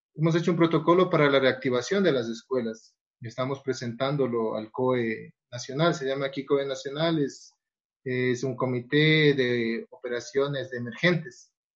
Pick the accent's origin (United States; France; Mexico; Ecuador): Ecuador; nosotros como Federación Ecuatoriana